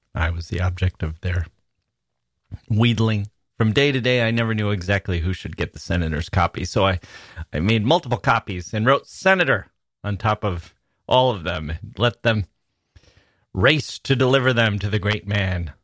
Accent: Wisconsin, United States; moved away as an adult; also born or lived in Chicago / Italy / Taiwan; I was from Wisconsin

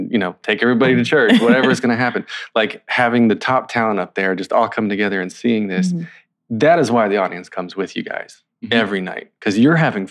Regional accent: North Carolina, United States; I'm from North Carolina

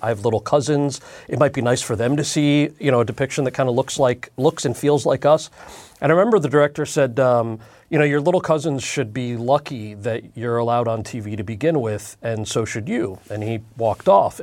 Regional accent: New Jersey, United States; I'm from New Jersey and we speak really good English.

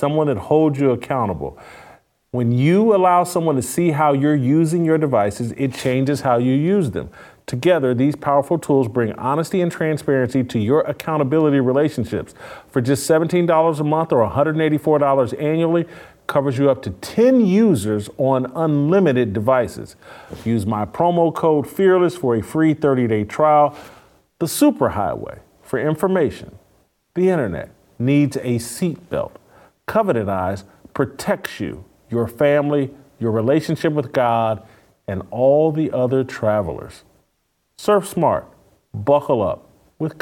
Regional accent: Indianapolis, Indiana, United States; I grew up in Indianapolis.

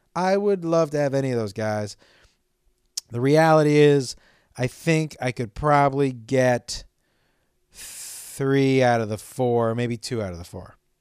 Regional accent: Amherst, Massachusetts, United States; I was working at a place where I grew up in Amherst, Massachusetts

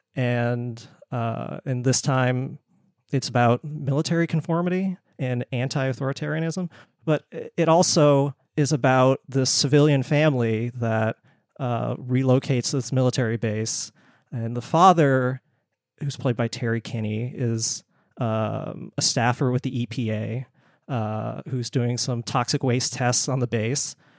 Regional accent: Bangkok, Thailand; moved away; I was born in Bangkok

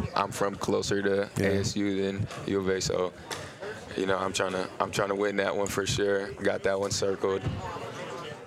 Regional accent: Arizona, United States; I like being in my home state

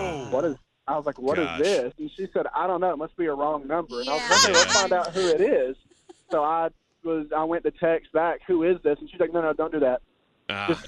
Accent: Georgia, United States; we're from Georgia

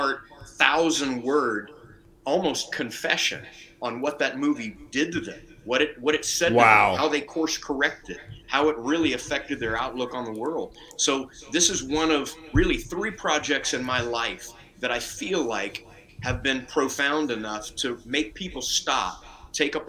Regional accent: Lake Charles, Louisiana, United States; I was born in Lake Charles, Louisiana

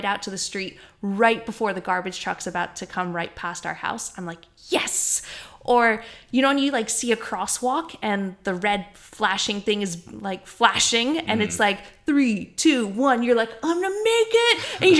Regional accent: Canada; moved away; I'm from Canada

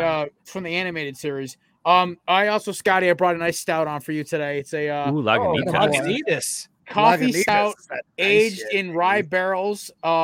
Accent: Connecticut, United States; as a kid who's from the Northeast, right, I'm from Connecticut

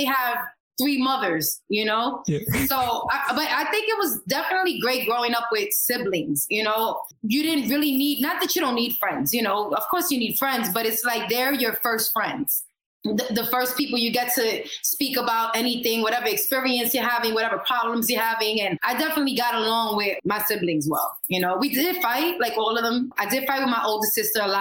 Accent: New York, United States; accent: New York; I have a very New York, I don't know if it's an accent, but you can tell I'm from New York and it's just something that never goes away

